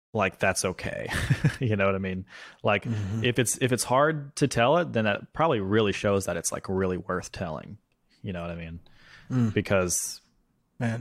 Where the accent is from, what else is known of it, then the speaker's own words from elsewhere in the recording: Mississippi, United States; now in Brooklyn, United States; I'm home in Mississippi because that's where we're filming in my hometown, where these stories actually happened